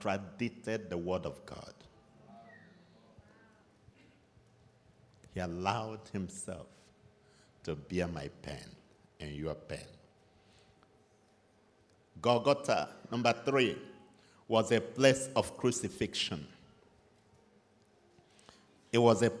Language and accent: English; Nigeria; moved away; You know I'm from Nigeria, so. And by now you should be used to my accent.